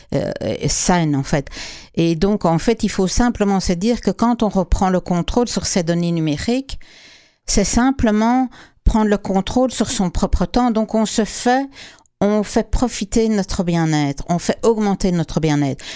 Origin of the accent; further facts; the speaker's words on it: Quebec, Canada; chez nous au Québec